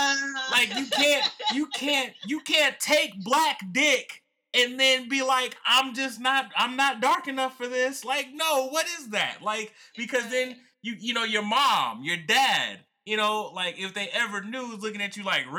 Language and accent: English; the South, United States; You know, growing up in the South, you learn a lot about Southern culture, all right?